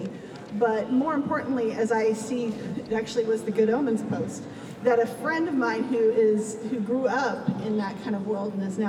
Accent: Palmer, Alaska, United States; I grew up in Church of the Covenant in Palmer, Alaska

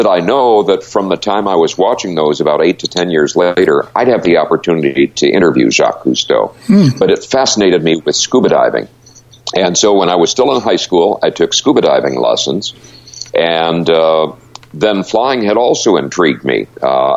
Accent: Great Lakes area, Midwestern United States, United States; now in Seattle, United States; I grew up in the Midwestern United States in the Great Lakes area.

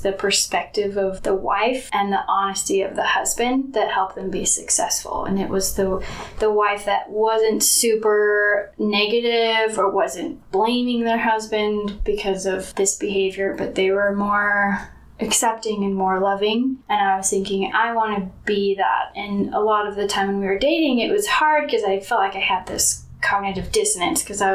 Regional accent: Mapleton, Utah, United States; I am from Mapleton, Utah. I grew up there, went to Springville High School

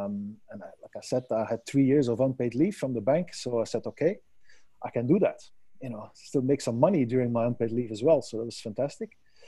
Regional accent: Belgium; Well, you know, I come from Belgium.

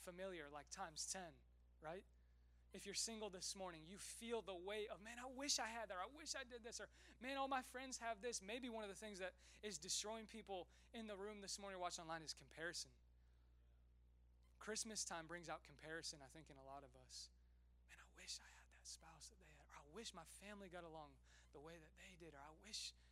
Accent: Westfield, Indiana, United States; moved away; I actually grew up in Westfield. So I'm planting a church in my hometown

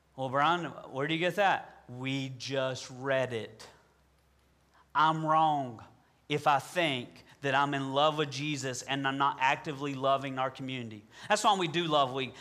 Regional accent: Southern, United States; accent: Southern; my Southern accent

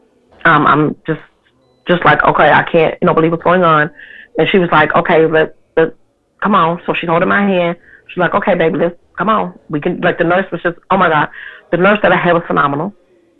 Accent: Chicago, Illinois, United States; I'm 45 years old and I'm from Chicago

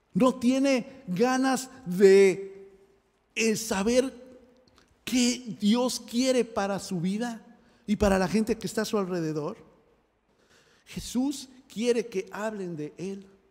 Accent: Mexico; moved away; yo que soy mexicano eh, en México

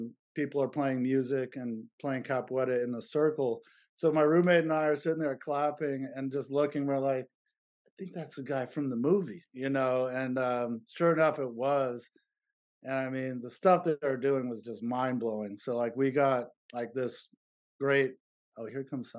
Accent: Berkeley, California, United States; also born or lived in San Jose; my hometown of Berkeley

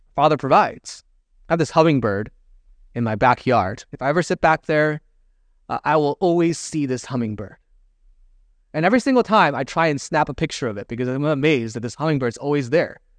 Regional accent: Michigan, United States; moved away as an adult; also born or lived in Chicago; now in San Francisco, United States; I'm, I'm from Michigan. That's where I grew up.

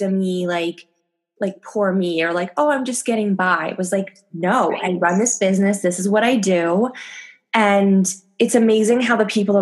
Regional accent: Canada; now in France; I'm Canadian, but I've been there for a decade

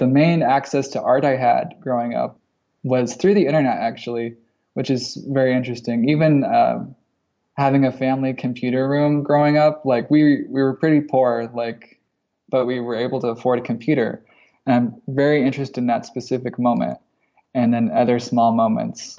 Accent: rural Nebraska, United States; now in Eugene, United States; I grew up in rural Nebraska

